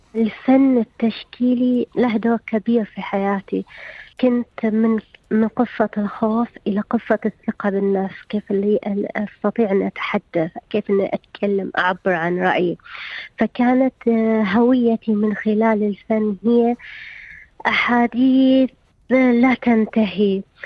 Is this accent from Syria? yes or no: no; Saudi Arabia; عندنا في السعودية